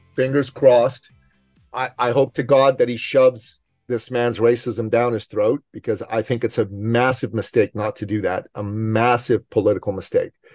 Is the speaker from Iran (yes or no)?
yes; Iran; now in Canada; I'm from the Middle East. I'm from Iran